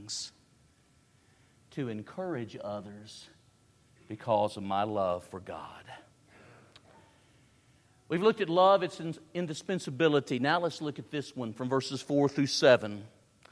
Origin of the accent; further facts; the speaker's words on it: Tennessee, United States; I'm from the South. I'm from Tennessee